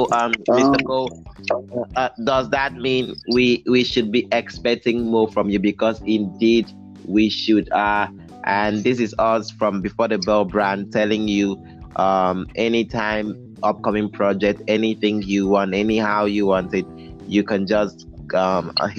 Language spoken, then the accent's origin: English; Nigeria; I'm a Nigerian